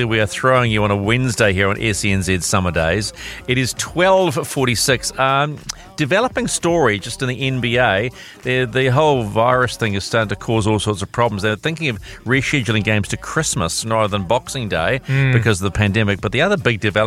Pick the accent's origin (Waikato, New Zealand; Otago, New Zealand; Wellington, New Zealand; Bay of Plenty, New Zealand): Waikato, New Zealand; a Waikato boy like me.